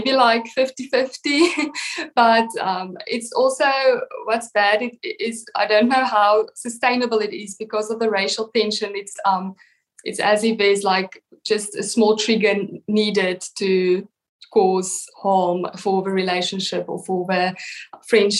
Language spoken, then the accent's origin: English; Western Cape, South Africa; I grew up in the Western Cape